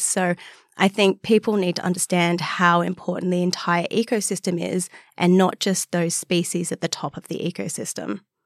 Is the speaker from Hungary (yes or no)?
no; Newcastle, New South Wales, Australia; now in Sydney, Australia; I grew up in Newcastle, so two hours north of here